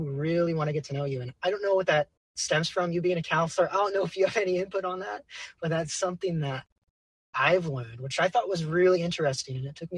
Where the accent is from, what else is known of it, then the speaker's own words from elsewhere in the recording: California, United States; I would probably have to go to my home, like my hometown amphitheater where I see most of my concerts, which is Shoreline Amphitheater.